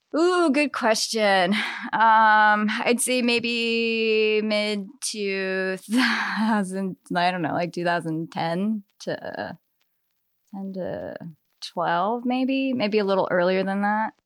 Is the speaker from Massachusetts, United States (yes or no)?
no; Eastern Shore, Maryland, United States; also born or lived in Annapolis; now in Baltimore, United States; grandparents had a farm on the eastern shore and I spent much of my childhood there